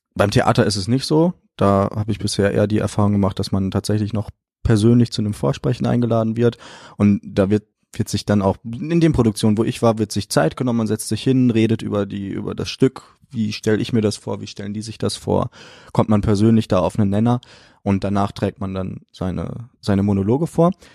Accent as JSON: {"language": "German", "town": "Detmold", "region": "North Rhine-Westphalia", "country": "Germany", "moved": "yes", "lives_now": "Cologne, Germany", "said": "ich komme aus Detmold. Äh, das ist eine kleine Stadt bei Bielefeld."}